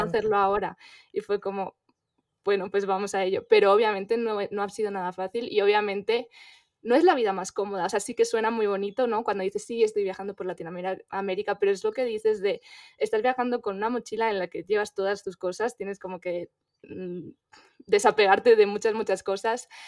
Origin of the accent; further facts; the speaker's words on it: Spain; moved away as an adult; yo soy española